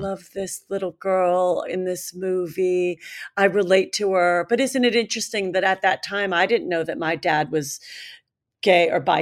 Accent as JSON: {"language": "English", "town": "Cleveland", "region": "Ohio", "country": "United States", "tie": "born or raised there", "said": "we were kids growing up in Cleveland"}